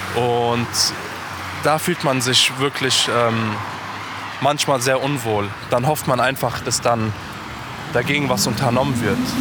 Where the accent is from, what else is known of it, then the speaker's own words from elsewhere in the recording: Hanau, Hesse, Germany; ich bin aus Hanau